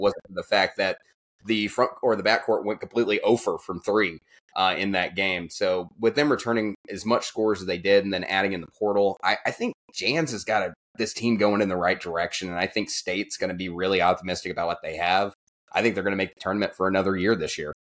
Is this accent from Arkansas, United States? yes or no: yes; Arkansas, United States; I'm from Arkansas